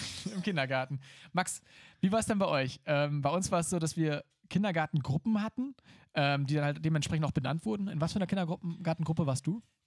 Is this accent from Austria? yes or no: no; Emsdetten, North Rhine-Westphalia, Germany; auf die katholische Grundschule in Emstetten. Da wurde ich äh, mal bestens betreut und äh, nachher auf, auf das katholische Gymnasium